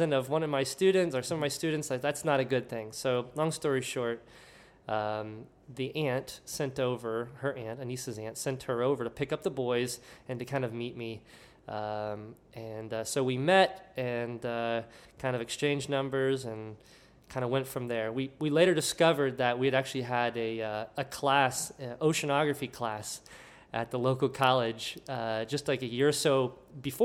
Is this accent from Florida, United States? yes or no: yes; Homestead, Florida, United States; moved away as an adult; I grew up in a smaller town south of Miami, about 30 miles, called Homestead, Florida. And I was fifth generation born and raised there.